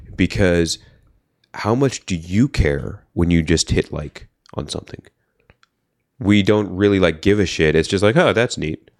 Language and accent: English; Bay Area, California, United States; I'm from the Bay Area